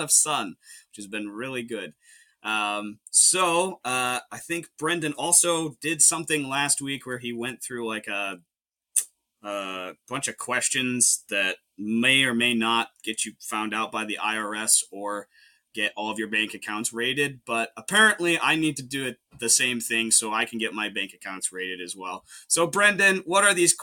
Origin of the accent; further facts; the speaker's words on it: Grafton, Ohio, United States; also born or lived in Oberlin, Ohio; I am from Grafton, Ohio. Not born there, but I was raised there for most of my life